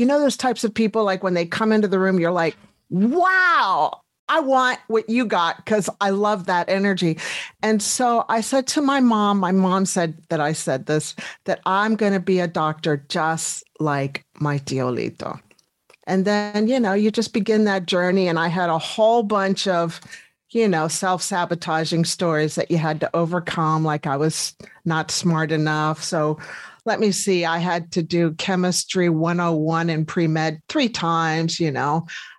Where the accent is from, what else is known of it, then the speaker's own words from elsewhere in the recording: Colorado, United States; moved away as an adult; now in New Zealand; No, I left in 2000 from America in Colorado. It was just time for a change.